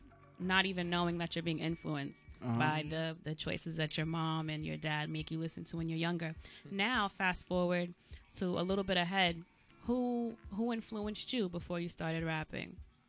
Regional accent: New York City, New York, United States; I'm from Staten Island myself

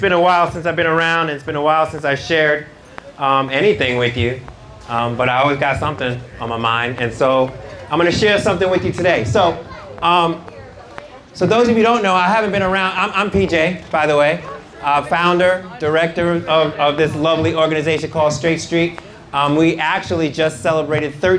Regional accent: New York City, New York, United States; I grew up in New York City

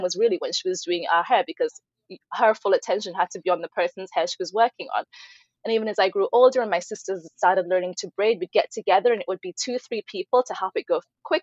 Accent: Norwich, East of England, United Kingdom; first language Ibibio; English is a second language; also born or lived in Nigeria; I grew up in the city I grew up in England, Norwich, England

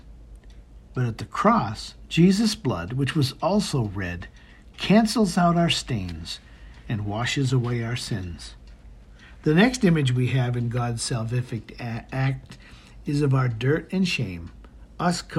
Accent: Maine, United States; Growing up in Maine gave me a love for the snow

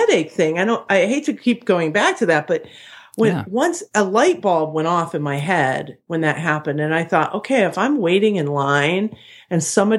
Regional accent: Chicago, Illinois, United States; so, you know, I'm from Chicago.

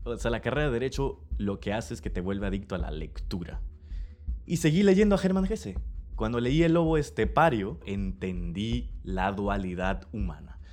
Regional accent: Villahermosa, Tabasco, Mexico; nací en Villahermosa, Tabasco, México

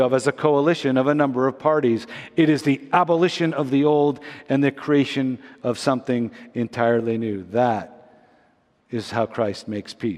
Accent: Montreal, Quebec, Canada; moved away as an adult; also born or lived in Toronto; growing up in Montreal

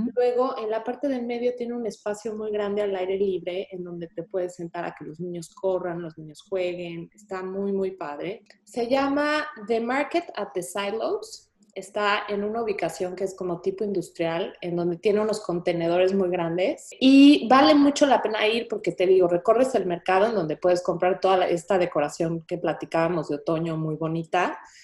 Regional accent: Mexico; moved away as an adult; now in Houston, United States; en México siempre de chiquitos sí salimos a pedir Halloween

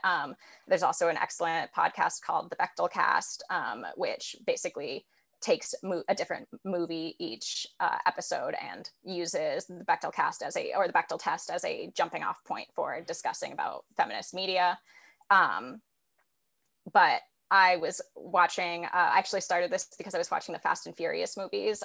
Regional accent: San Francisco, California, United States; I'm from San Francisco originally, born and raised here.

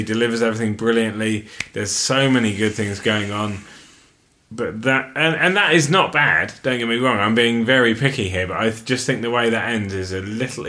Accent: Alberta, Canada; I would give Live at Calgary, based on the fact that it's performed in my home country, the home of the moose.

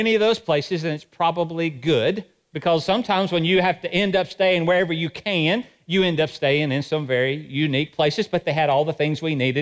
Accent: Johnson City, Tennessee, United States; I was raised in Johnson City

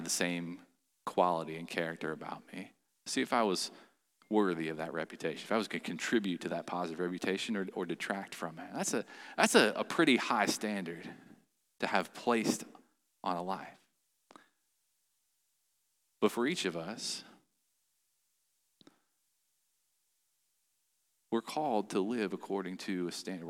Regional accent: Chillicothe, Ohio, United States; I had the opportunity to work in a factory in my hometown, Chillicothe, Ohio

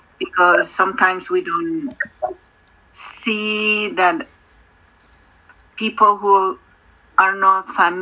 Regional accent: Mexico; I'm from Mexico

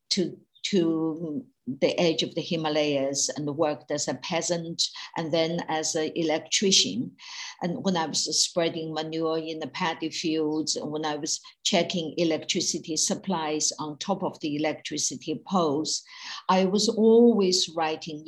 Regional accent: China; moved away as an adult; when I was growing up in Mao's China in the 1950s, 60s, and 70s

